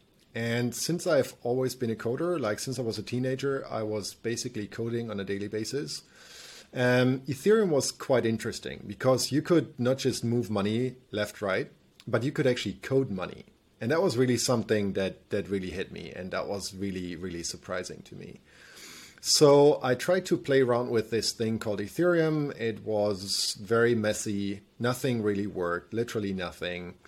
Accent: Germany; me growing up in Germany

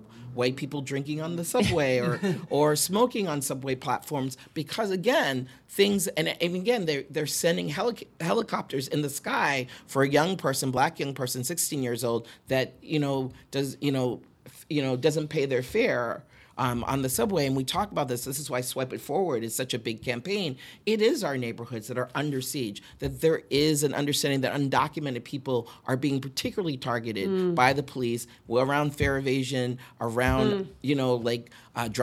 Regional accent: Boston, Massachusetts, United States; now in Brooklyn, United States; I'm originally from Boston

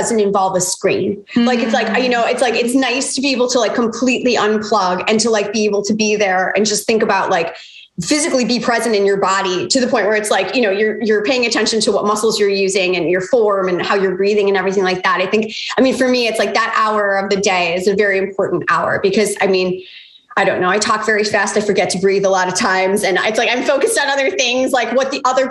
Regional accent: Chicago, Illinois, United States; moved away as an adult; now in Jacksonville Beach, United States; I'm from Chicago. That was where I was born and raised.

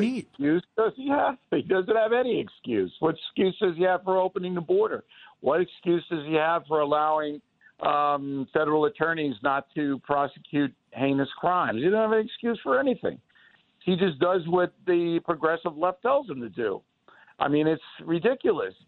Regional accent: United States; as an American

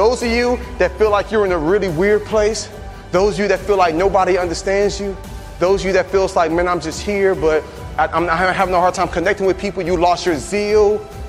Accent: Atlanta, Georgia, United States; I came all the way from Atlanta, Georgia to tell you

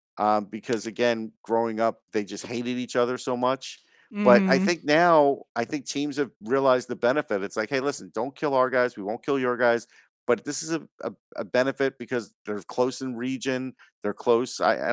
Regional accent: New York, United States; growing up in New York

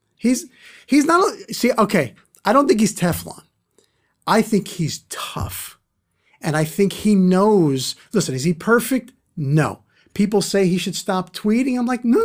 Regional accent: New York City, New York, United States; I'm from Brooklyn

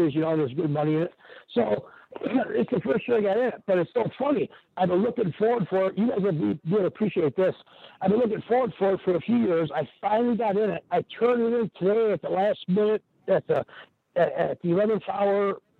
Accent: Kenosha, Wisconsin, United States; I'm from Kenosha, Wisconsin, and I grew up in the early mid '80s

